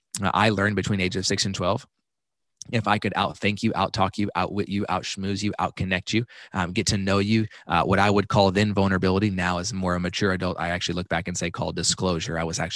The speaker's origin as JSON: {"language": "English", "town": "Dallas", "region": "Texas", "country": "United States", "tie": "born or raised there", "also_born_or_lived": "Kansas", "said": "And so I was born in Kansas, but I only lived there for like 2 weeks, and then I moved back to Dallas."}